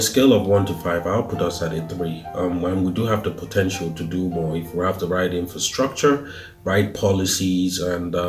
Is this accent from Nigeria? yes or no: yes; Nigeria; moved away; Though I don't reside in Nigeria, I am Nigerian, I'm proudly Nigerian